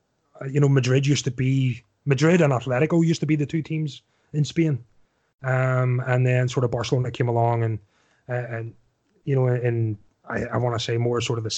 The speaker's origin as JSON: {"language": "English", "town": "Newtownards", "region": "Northern Ireland", "country": "United Kingdom", "said": "you're from the same sort of neck of woods I'm from. You know yourself, whatever time, you know, I'm from Newton Arts."}